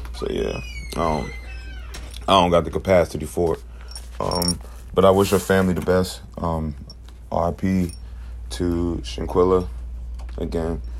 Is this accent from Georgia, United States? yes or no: no; Charlotte, North Carolina, United States; this is from my home city